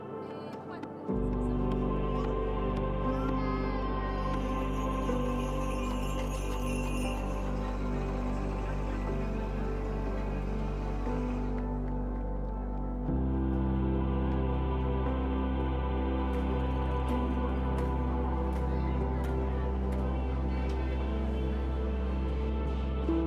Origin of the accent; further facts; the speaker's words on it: Cincinnati, Ohio, United States; moved away as an adult; also born or lived in Wake Forest, North Carolina; now in Taiwan; I'm from Cincinnati originally